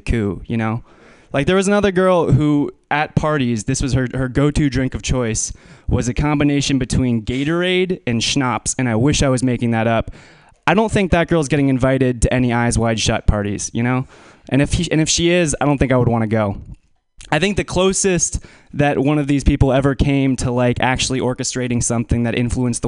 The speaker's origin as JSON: {"language": "English", "town": "Menlo Park", "region": "California", "country": "United States", "tie": "born or raised there", "said": "I'm from Menlo Park."}